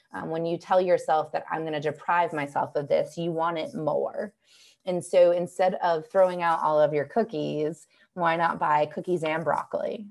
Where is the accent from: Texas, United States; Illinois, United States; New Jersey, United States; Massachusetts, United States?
Massachusetts, United States; just outside of Boston; now in Asheville, United States; I grew up just outside of Boston